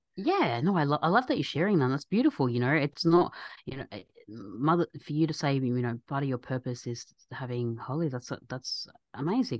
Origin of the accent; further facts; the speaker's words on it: Australia; my background's Egyptian, so as Egyptians, I'm born and raised in Australia